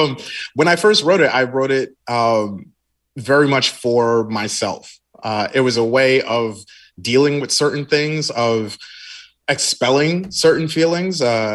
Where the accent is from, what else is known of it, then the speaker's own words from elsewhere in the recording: Nigeria; I'm just Nigerian. That's really what it boils down to.